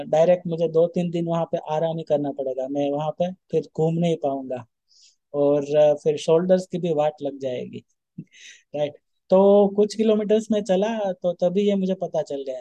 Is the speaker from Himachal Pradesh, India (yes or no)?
no; Rajkot, Gujarat, India; तो मैं जिस दिन निकला था मेरे होम टाउन से राजकोट से तो उसी दिन एक थोड़ी सी मेरे से गलती हो गई थी